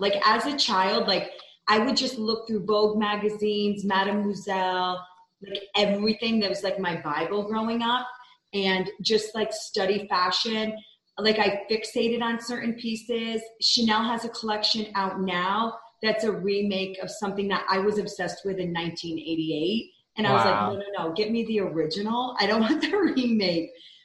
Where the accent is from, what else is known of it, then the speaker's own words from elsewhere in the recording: the Capital District, upstate New York, United States; moved away as an adult; also born or lived in Midtown Manhattan, New York City; now in Salt Lake City, United States; I grew up there. So that's always home at heart